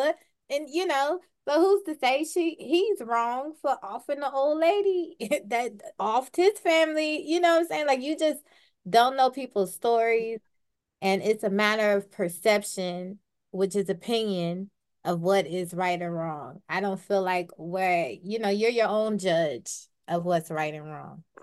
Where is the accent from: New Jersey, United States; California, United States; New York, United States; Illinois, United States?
Illinois, United States; Chicago; now in San Diego, United States; I'm from Chicago.